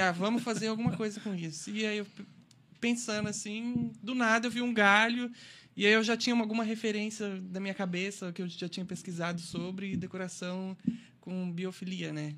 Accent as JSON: {"language": "Portuguese", "region": "Goiás", "country": "Brazil", "tie": "born or raised there", "moved": "yes", "said": "Eu fui criado em Goiás, então eu fui criado no meio de fazenda, no meio da natureza"}